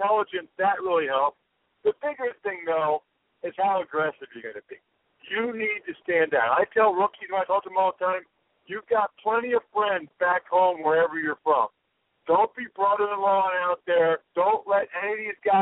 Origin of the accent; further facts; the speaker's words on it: Reading, Pennsylvania, United States; my hometown of Reading, Pennsylvania